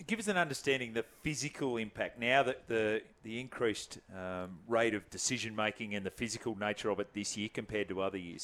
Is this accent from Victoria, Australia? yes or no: no; Cootamundra, New South Wales, Australia; I'm from Cootamundra, or just outside